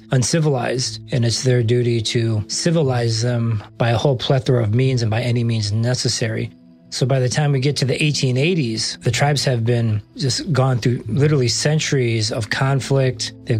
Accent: Cross Village, Michigan, United States; I am from Cross Village, Michigan. I am Anishinaabe, Odawa

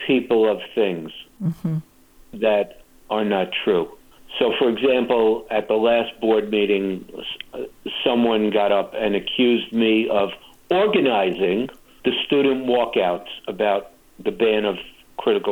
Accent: New York City, New York, United States; now in Temecula, United States; I grew up in the Bronx

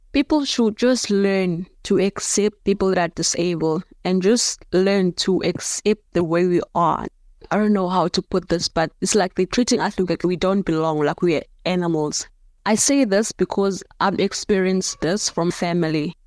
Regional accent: Cape Town, Western Cape, South Africa; also born or lived in Johannesburg; I was born in Johannesburg. I moved here in Cape Town around about two, six after my mother passed away

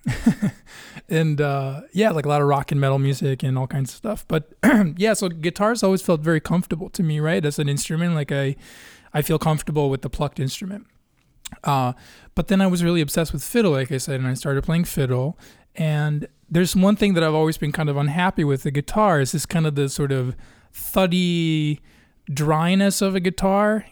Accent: Sweden; also born or lived in Gothenburg, Sweden / Örebro, Sweden; now in Chicago, United States; growing up in Sweden and living in Gothenburg and Örebro and other places

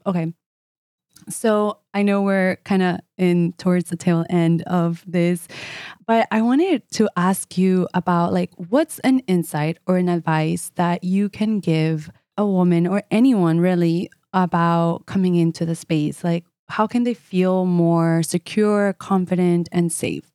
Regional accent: United States; I'm Colombian as well, eh, although I grew up in the States

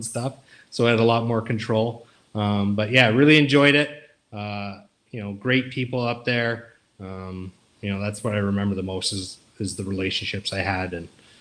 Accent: Canada; moved away as an adult; also born or lived in Oxford, Ohio; I was Canadian, I counted for the international graduate students

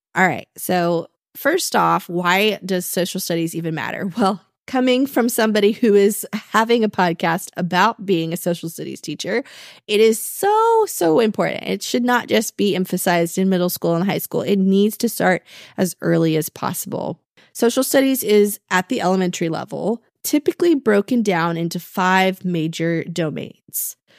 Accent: Texas, United States; I'm from Texas

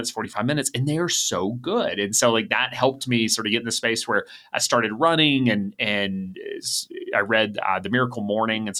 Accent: Atlanta, Georgia, United States; I grew up in Atlanta

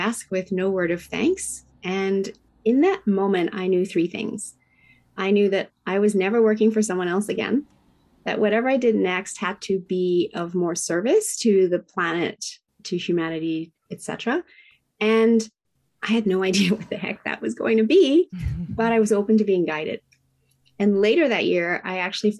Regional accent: Tokyo, Japan; now in Whistler, Canada; I was raised in Tokyo, Japan in the 70s

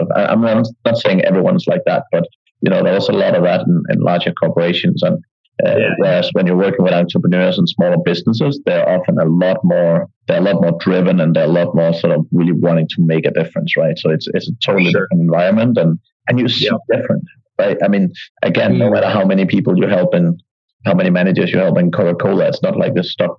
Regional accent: Denmark; moved away as an adult; also born or lived in Ireland / United Kingdom / Eastern Europe; now in Asia; So originally I'm from Denmark, but I left when I turned 18

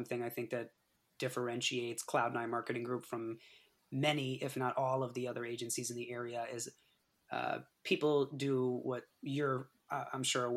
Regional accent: East Longmeadow, Massachusetts, United States; I'm born and raised East Longmeadow, Massachusetts.

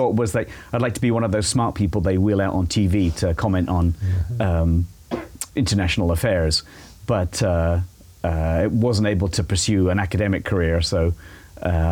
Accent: Shepperton, South East England, United Kingdom; moved away as an adult; also born or lived in Cambridge, England; now in Franklin, United States; I was born in England, obviously, just outside of London. There's a little strip of the Thames River between Heathrow Airport

